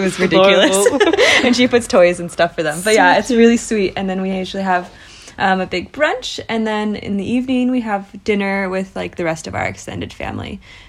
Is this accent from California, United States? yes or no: yes; California, United States; I'm from California.